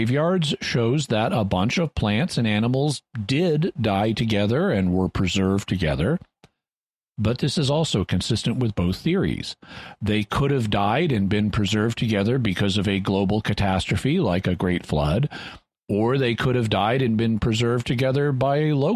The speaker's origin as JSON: {"language": "English", "area": "Boston Mountains, Ozark Mountains", "region": "Arkansas", "country": "United States", "tie": "born or raised there", "said": "as a boy, I grew up in the Boston Mountains, which are the highest part of the Ozark Mountains in Arkansas"}